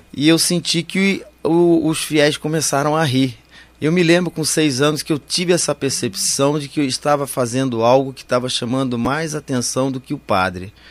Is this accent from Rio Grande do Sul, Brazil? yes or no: no; Campinas, São Paulo, Brazil; eu nasci em Campinas em 1957